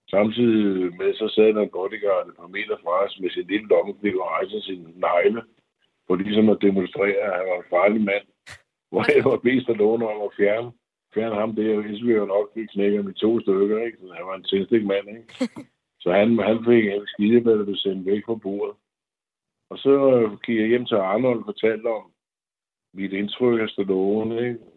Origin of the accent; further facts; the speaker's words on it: Denmark; moved away as an adult; som dansker